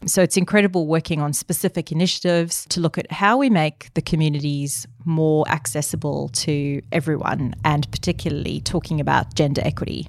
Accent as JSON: {"language": "English", "country": "South Africa", "tie": "born or raised there", "said": "I grew up in my dad's restaurant. And my dad came to South Africa as an immigrant"}